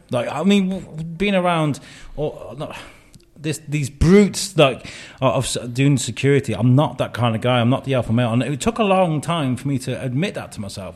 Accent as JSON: {"language": "English", "town": "Wrexham", "region": "Wales", "country": "United Kingdom", "tie": "born or raised there", "also_born_or_lived": "Telford", "moved": "as an adult", "said": "where I grew up in Wrexham"}